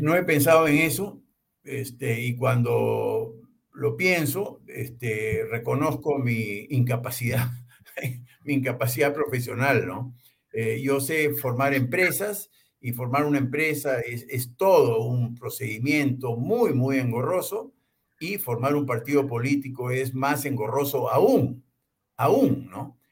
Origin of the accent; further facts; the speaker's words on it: Peru; somos nosotros los peruanos